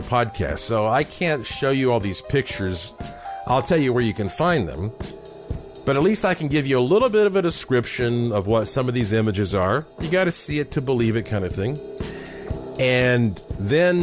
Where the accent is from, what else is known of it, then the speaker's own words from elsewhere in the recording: Asheville, North Carolina, United States; growing up in the Blue Ridge Mountains of Asheville, North Carolina